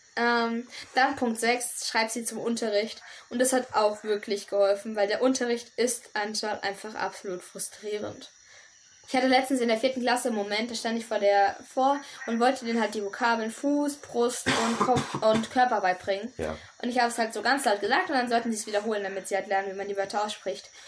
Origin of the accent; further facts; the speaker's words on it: Germany; now in Kanambu, Ecuador; ich bin ja. eine Deutsche, ich komme aus Europa